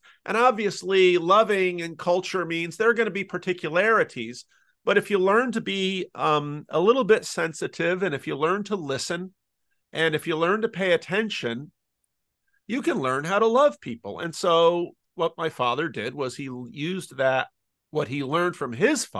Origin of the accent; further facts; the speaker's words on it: Patterson, United States; I grew up in Patterson, pastoring in a church